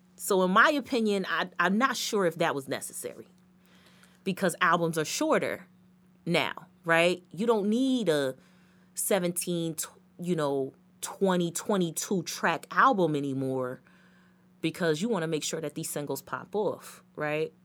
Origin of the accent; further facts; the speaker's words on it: United States; I'm American